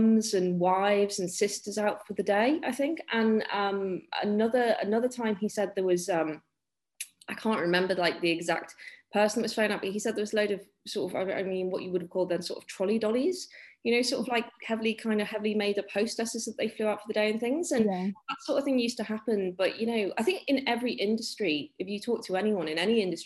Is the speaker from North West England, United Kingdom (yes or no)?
yes; the Wirral, North West England, United Kingdom; We are quite near Liverpool here